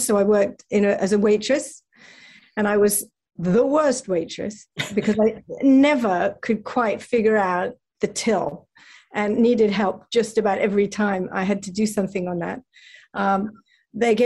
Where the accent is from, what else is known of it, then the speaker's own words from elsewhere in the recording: England, United Kingdom; now in United States; being British